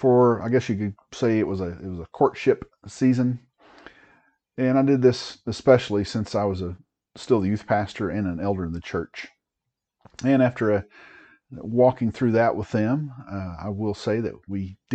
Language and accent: English; East Tennessee, United States; moved away as an adult; also born or lived in Oklahoma / Germany / Washington State; I grew up in East Tennessee